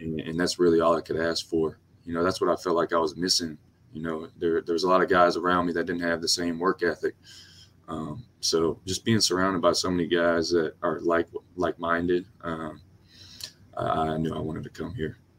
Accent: Louisiana, United States; moved away; I'm from Louisiana

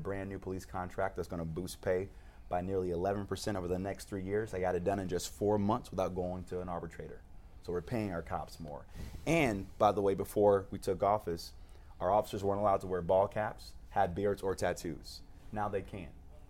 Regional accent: Cleveland, Ohio, United States; I was growing up on Dove in the Southeast Side

